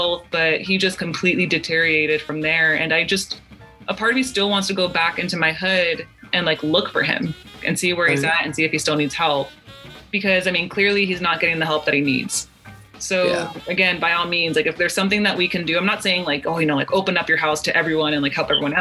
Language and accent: English; Los Angeles, California, United States; I'm from Southeast